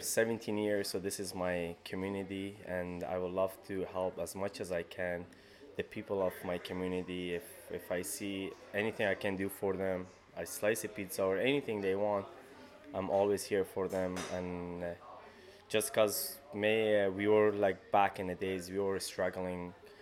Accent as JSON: {"language": "English", "country": "Afghanistan", "also_born_or_lived": "Toronto", "moved": "yes", "lives_now": "Peterborough, Canada", "said": "Since October 8, 2002, that's when we came straight from Afghanistan into Toronto, then Peterborough."}